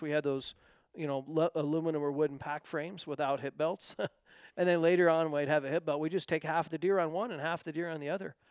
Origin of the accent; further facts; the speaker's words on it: north of Bend, Central Oregon, United States; moved away; I grew up in Central Oregon, north of Bend